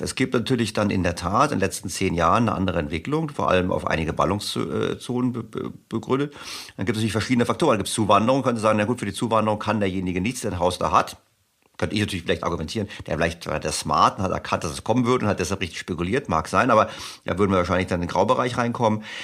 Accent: Germany; ich bin aufgewachsen in Deutschland in einer sozialen Marktwirtschaft

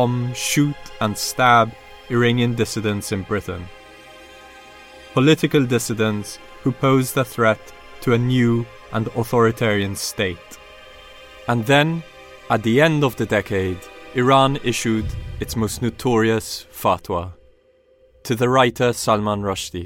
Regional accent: Malta; Malta, my home country, an archipelago in the Mediterranean

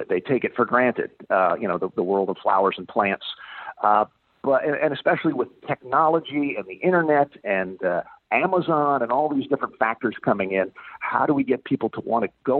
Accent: Florida, United States; moved away; I grew up in Florida

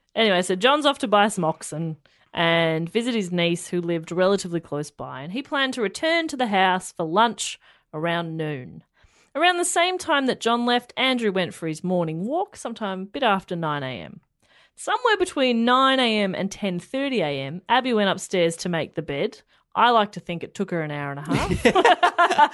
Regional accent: Australia; We're Australian.

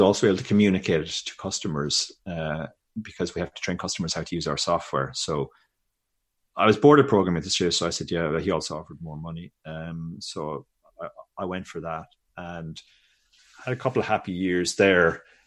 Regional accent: Ireland; I grew up in Ireland in early eighties

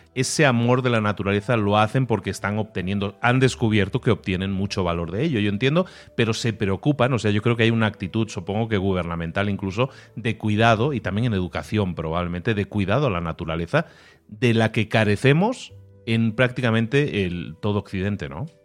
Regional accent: Barcelona, Catalonia, Spain; moved away; yo que soy de Barcelona originalmente

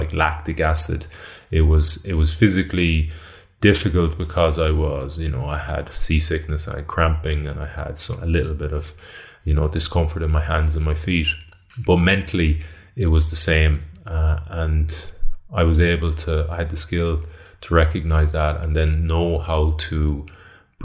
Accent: Galway, Connacht, Ireland; I'm from Renmore in Galway.

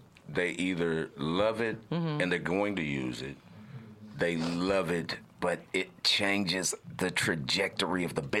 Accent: Atlanta, Georgia, United States; also born or lived in Houston, Texas; I'm originally from Houston, Texas, but I came up in Atlanta.

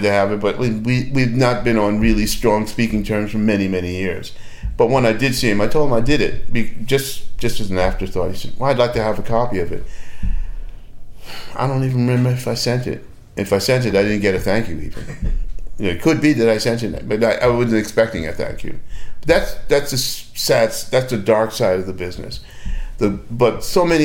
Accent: Australia; I'm an Australian.

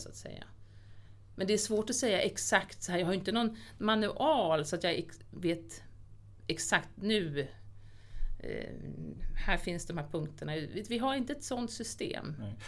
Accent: Lidingö, Stockholm County, Sweden; Jag är så uppvuxen på Lidingö

